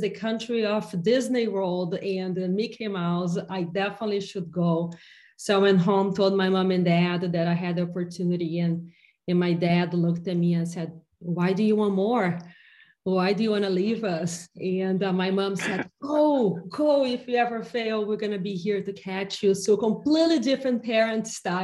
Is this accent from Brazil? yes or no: yes; Brazil; moved away as an adult; now in United States; I come from a very small town in Brazil where everybody but my mom, everybody's dentists